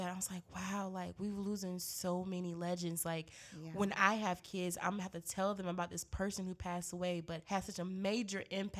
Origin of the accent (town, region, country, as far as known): Greensboro, North Carolina, United States; born or raised there; moved away